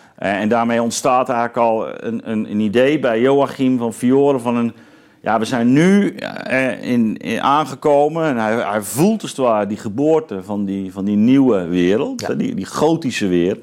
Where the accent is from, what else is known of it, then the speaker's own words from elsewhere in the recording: Zeelandic Flanders, Netherlands; ik ben opgegroeid in Zeeuws-Vlaanderen.